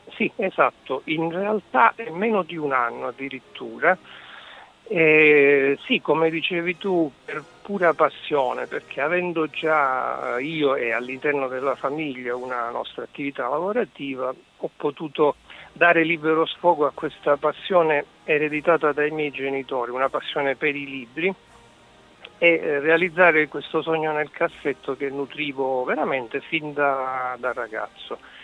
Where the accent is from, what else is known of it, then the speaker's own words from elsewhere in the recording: Sicily, Italy; accent: Sicilian; now in Bolzano, Italy; Penso che si senta che sono siciliano anche se vivo a Bolzano.